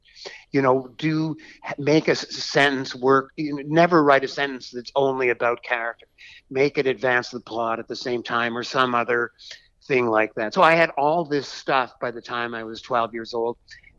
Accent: Boston, Massachusetts, United States; also born or lived in Canada; So I lived during my early school years in Canada. I was born in Boston, too. And then I went to college in Massachusetts, and, you know, eventually I live, you know, still live in Massachusetts

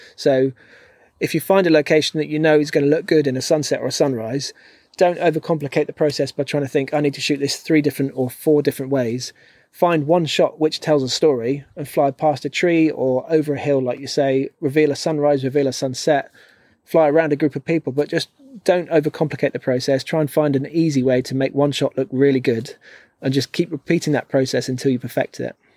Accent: London, United Kingdom; moved away as an adult; growing up in London

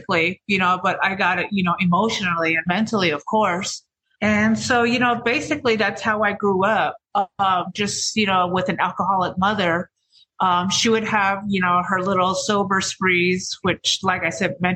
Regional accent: Navajo Nation, United States; I'm from the Navajo Reservation

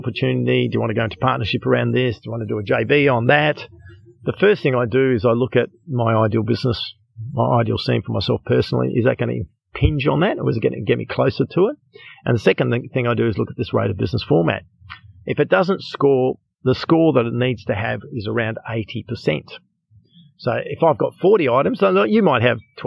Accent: Australia; I'm from Australia

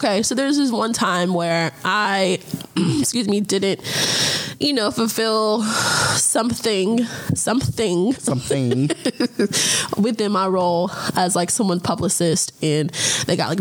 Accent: Atlanta, Georgia, United States; moved away as an adult; also born or lived in Gwinnett County, Georgia / Cobb County, Georgia; now in Los Angeles, United States; I am born and raised in Atlanta

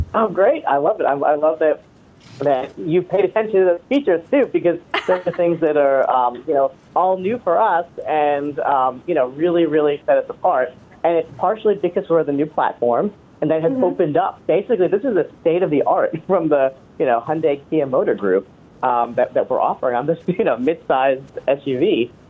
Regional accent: East Coast, United States; now in Orange County, California, United States; I grew up on the East Coast

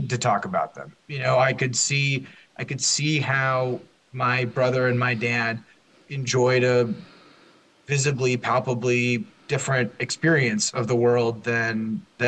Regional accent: Minneapolis, Minnesota, United States; I grew up in an affluent suburb of Minneapolis

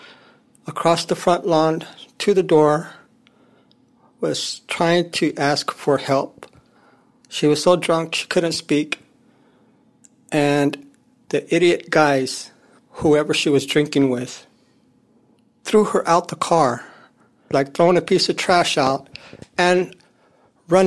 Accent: San Francisco, California, United States; also born or lived in Modesto, California; After that, I grew up in San Francisco

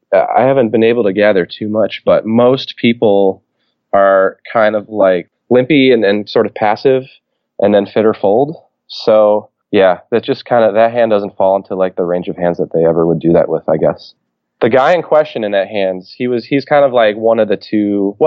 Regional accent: Cleveland, Ohio, United States; now in Chicago, United States; I'm from the Cleveland area. I live in Chicago, and I go back for the holidays

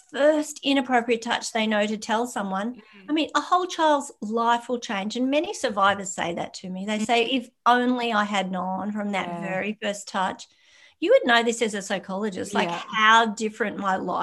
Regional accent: Australia; we are Australian

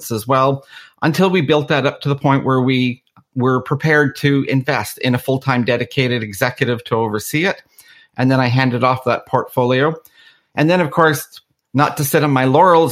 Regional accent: Canada; also born or lived in Belfast, Northern Ireland; I was actually born in Belfast. And in the early 70s, due to the Troubles in Northern Ireland, my family ended up immigrating to Canada

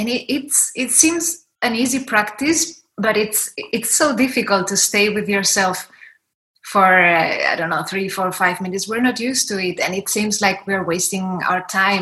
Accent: Spain; I'm from Spain.

